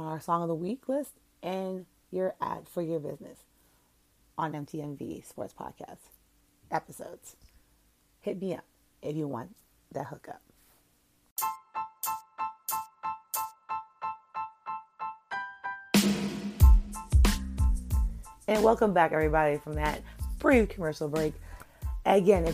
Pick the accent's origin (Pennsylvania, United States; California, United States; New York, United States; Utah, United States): New York, United States; as a New Yorker